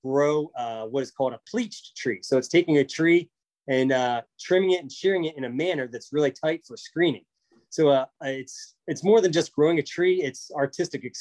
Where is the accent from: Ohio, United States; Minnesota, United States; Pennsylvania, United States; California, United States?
Pennsylvania, United States; central; I grew up on a family dairy farm in central Pennsylvania